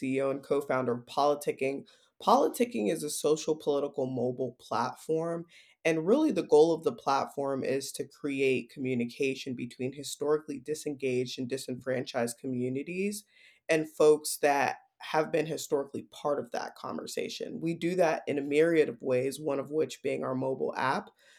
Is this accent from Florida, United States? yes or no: yes; Miami, Florida, United States; moved away as an adult; also born or lived in Washington, D.C.; growing up in Miami, Florida, the child of two Haitian immigrants